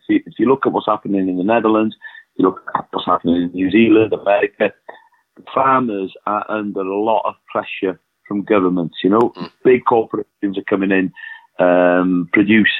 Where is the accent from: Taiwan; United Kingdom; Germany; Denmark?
United Kingdom; Wales; we are oppressed, you know, as a nation, as a Welsh nation, I mean, you know, because of our language